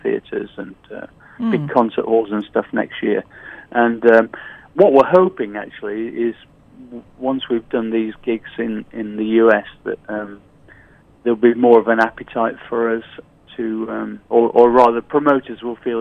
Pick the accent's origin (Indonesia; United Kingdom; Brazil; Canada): United Kingdom; Sheffield, Yorkshire and the Humber; I grew up in Sheffield in the north of England